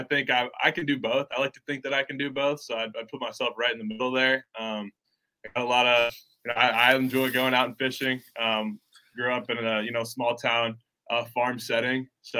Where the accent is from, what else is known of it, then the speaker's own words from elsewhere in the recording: Waverly, Iowa, United States; moved away; Waverly. I'm from Waverly. Shell Rock is the kind of neighboring town where Consolidated School. It's about 15 minutes from Cedar Falls, Iowa, where University of Northern Iowa is, where you guys at, Northeast Iowa.